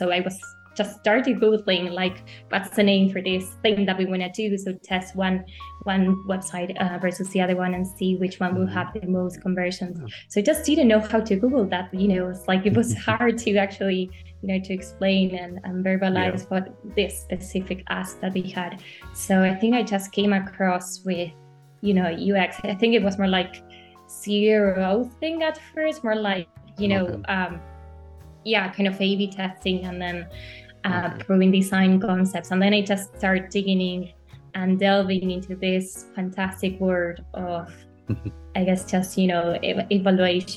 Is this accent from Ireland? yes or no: no; Argentina; moved away as an adult; now in Europe; I'm actually from Argentina, but I've been living in Europe for about 4 to 5 years now